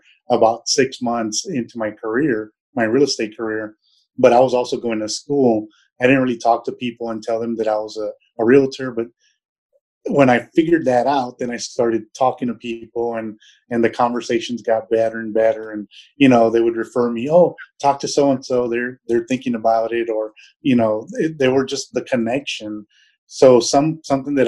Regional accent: San Antonio, Texas, United States; moved away as an adult; also born or lived in Germany / Europe / Middle East / Southeast United States; I was born and raised in San Antonio, actually in the South Side

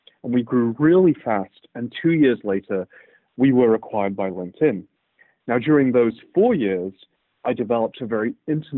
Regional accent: United Kingdom; also born or lived in Cambridge / Birmingham / Manchester / Aberdeen; So I grew up, if you couldn't tell already from my accent, in the United Kingdom.

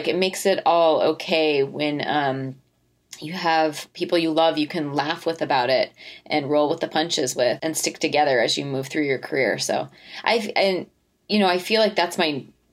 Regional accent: Fort Collins, Colorado, United States; we're both from Fort Collins

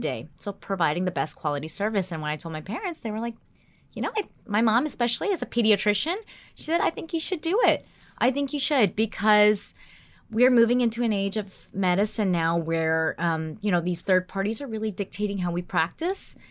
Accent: North Carolina, United States; also born or lived in New York / Washington, D.C.; now in New Jersey, United States; I was born in New York, and then I moved when I was very young to North Carolina, and I was raised there

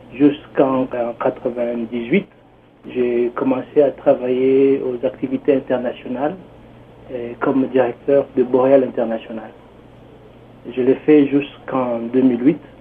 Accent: DR Congo; moved away as an adult; also born or lived in Canada; now in Toronto, Canada; je viens précisément de la RDC, la République démocratique du Congo

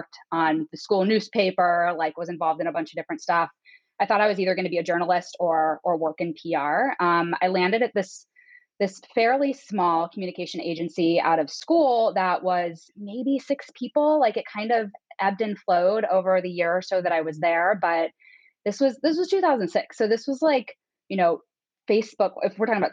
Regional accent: Northeast Ohio, United States; moved away as an adult; also born or lived in Oxford, Ohio; now in Chicago, United States; I grew up in Northeast Ohio. I am a Midwesterner through and through

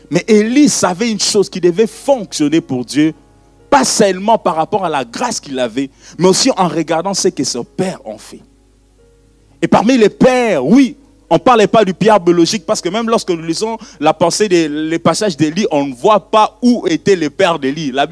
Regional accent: Brussels, Brussels-Capital Region, Belgium; born there; je suis né à Bruxelles, tu es né à Eterbeck, point barre. Mais bon, parlons de la Belgique.

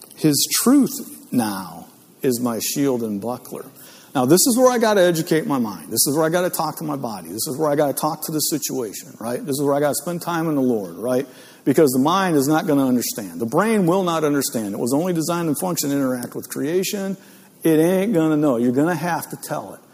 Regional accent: Northeast Ohio, United States; I grew up in Northeast Ohio

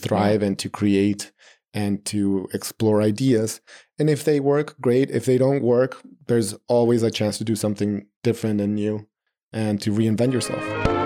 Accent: Mexico City, Mexico; moved away as an adult; now in New York City, United States; I'm born and raised in Mexico City, uh, all my family is there.

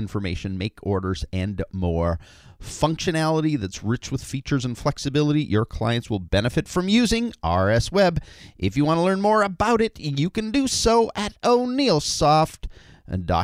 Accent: Canada; now in United States; As a Canadian living in America

